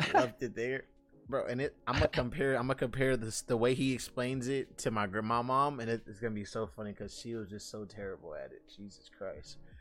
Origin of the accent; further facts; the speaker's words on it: United States; I'm an American